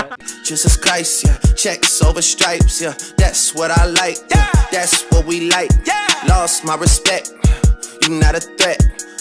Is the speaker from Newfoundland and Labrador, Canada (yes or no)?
no; Toronto, Ontario, Canada; when I say I'm from Toronto